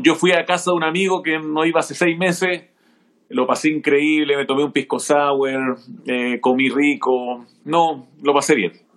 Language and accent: Spanish; Arica, Arica y Parinacota, Chile; moved away as an adult; now in Santiago, Chile; salí de cuarto medio de Arica, me vine a Santiago a estudiar teatro